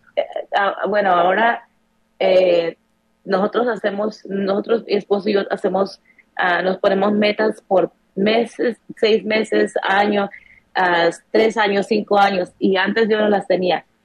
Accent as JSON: {"language": "Spanish", "country": "Mexico", "tie": "born or raised there", "moved": "as an adult", "lives_now": "United States", "said": "crecimos así em, en México"}